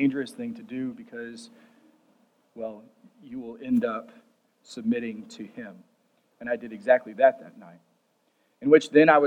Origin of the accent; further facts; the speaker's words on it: Plainview, Texas, United States; I grew up in First Christian Church, Plainview, Texas